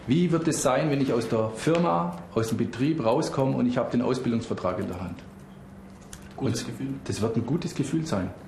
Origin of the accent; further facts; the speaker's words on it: Germany; born there; Ich bin am 4.12.92 geboren. Und meine Eltern kommen aus dem Iran. Aber ich bin in Deutschland geboren selber.